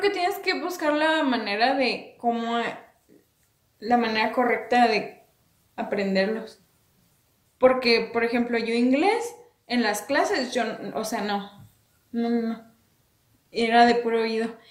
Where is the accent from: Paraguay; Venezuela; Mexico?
Mexico; soy orgullosa orgullosamente mexicana